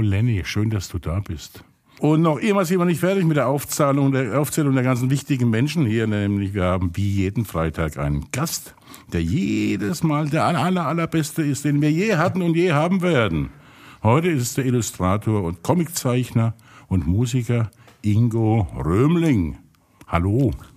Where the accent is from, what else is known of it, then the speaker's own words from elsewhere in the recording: Pirmasens, Rhineland-Palatinate, Germany; ich komme ja aus Pirmasens und haben alle Leute große Nasen.